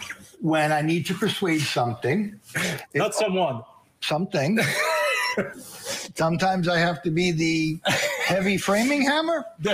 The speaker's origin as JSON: {"language": "English", "area": "Long Island", "region": "New York", "country": "United States", "tie": "born or raised there", "said": "Born and raised on Long Island."}